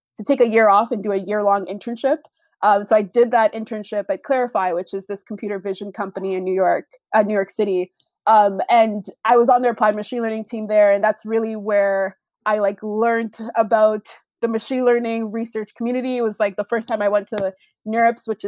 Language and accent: English; Canada; I'm Canadian